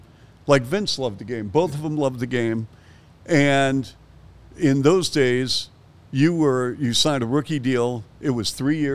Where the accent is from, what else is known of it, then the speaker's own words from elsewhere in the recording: Seattle, Washington, United States; now in Chicago, United States; I grew up in Seattle